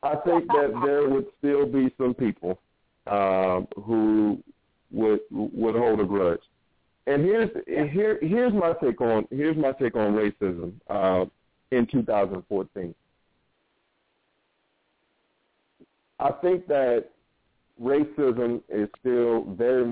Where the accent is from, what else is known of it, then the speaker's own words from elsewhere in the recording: Norfolk, Virginia, United States; I grew up in Norfolk, Virginia.